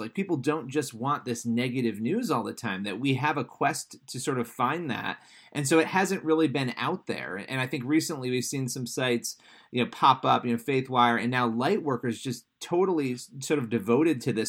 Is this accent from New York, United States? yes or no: yes; New York, United States; I'm a New Yorker